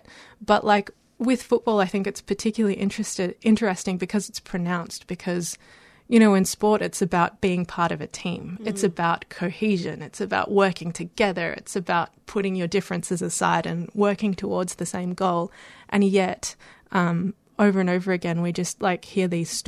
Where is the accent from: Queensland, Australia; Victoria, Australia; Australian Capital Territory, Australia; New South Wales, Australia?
Victoria, Australia; Melbourne; also born or lived in Canberra; I grew up in Melbourne, but I also spent a lot of my childhood in Canberra.